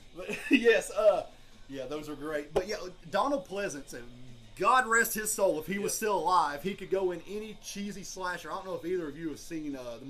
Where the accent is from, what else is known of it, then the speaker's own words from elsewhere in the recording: United Kingdom; I'm a British person.